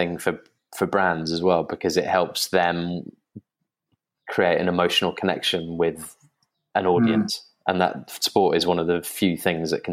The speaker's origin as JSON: {"language": "English", "region": "England", "country": "United Kingdom", "said": "I'm English"}